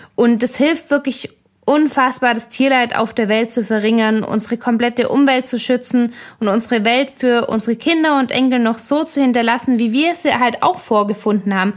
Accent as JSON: {"language": "German", "country": "Germany", "said": "unserem Überflussland Deutschland"}